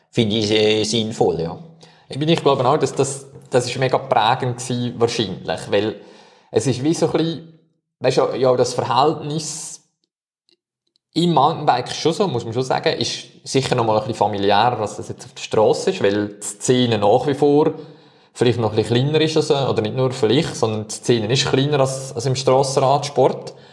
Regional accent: Switzerland; Aber jetzt als Schweizer wäre es eigentlich schon begrüßenswert

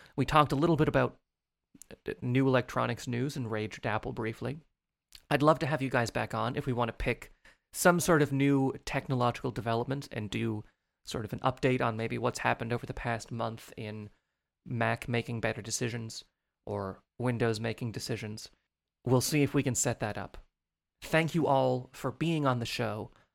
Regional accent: Newfoundland and Labrador, Canada; now in Prince Edward Island, Canada; I was born in Newfoundland

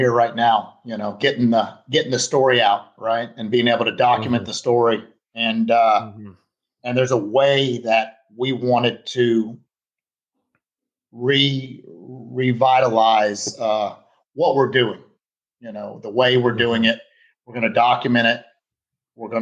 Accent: Fort Myers, Florida, United States; also born or lived in Kentucky; I'm in Fort Myers, Florida, in my hometown

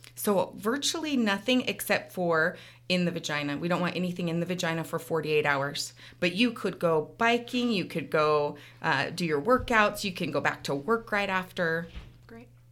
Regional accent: Clearfield, Utah, United States; also born or lived in Salt Lake City, Utah / Florida; now in Ogden, United States; I grew up in Clearfield, so not far from here. Went to Clearfield High School

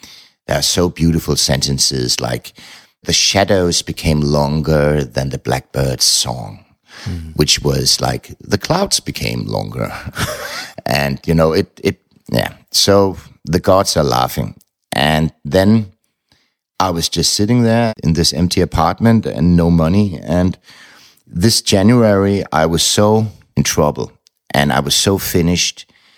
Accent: Frankfurt, Hesse, Germany; I was raised in Frankfurt, and the publishing house was right around the corner

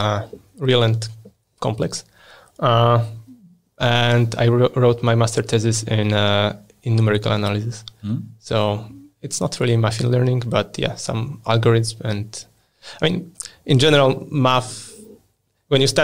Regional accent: Poland; moved away as an adult; also born or lived in United Kingdom; now in Sweden; I was born and raised in Poland.

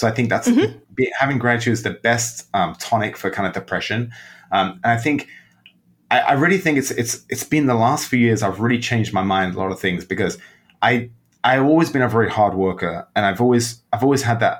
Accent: England, United Kingdom; born there; I was born in England.

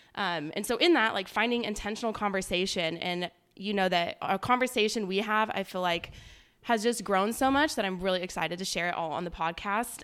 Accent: Palm Desert, California, United States; moved away as an adult; now in Texas, United States; I am from Palm Springs, California. Technically Palm Desert

